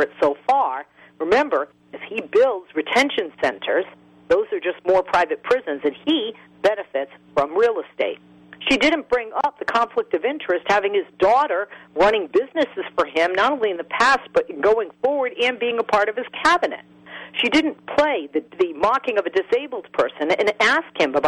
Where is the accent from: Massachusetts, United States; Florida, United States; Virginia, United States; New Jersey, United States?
Massachusetts, United States; Boston; I'm from Boston.